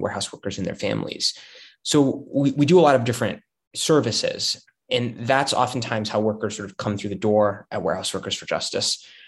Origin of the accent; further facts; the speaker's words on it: Chicago, Illinois, United States; I'm from Chicago originally, uh, and I come from um, sort of a, a middle class neighborhood that has a lot of union workers, a lot of city workers.